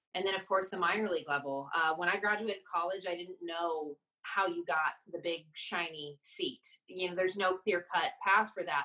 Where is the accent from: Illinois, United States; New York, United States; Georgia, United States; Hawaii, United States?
Georgia, United States; outside of Atlanta; growing up outside of Atlanta.